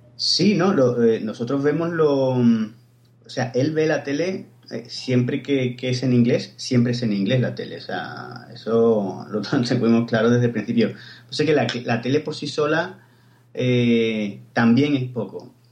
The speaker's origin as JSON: {"language": "Spanish", "town": "Cádiz", "region": "Andalusia", "country": "Spain", "moved": "yes", "lives_now": "Barcelona, Spain", "said": "yo soy de Cádiz, pero vivo en Barcelona"}